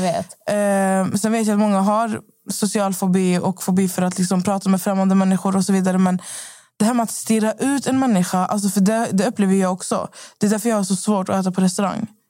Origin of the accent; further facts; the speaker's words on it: Skövde, Västra Götaland, Sweden; moved away; Jag var ju hemma i Skövde i fyra dagar